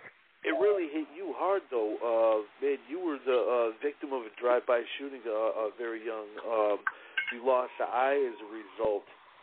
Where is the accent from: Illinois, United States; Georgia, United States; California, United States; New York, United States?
Illinois, United States; outside of Chicago; I grew up right outside of Chicago